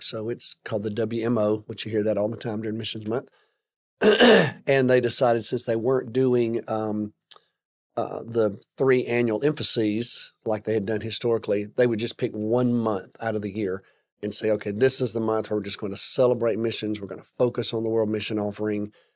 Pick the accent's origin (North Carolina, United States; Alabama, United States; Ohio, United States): Alabama, United States; now in Texas, United States; I grew up in Alabama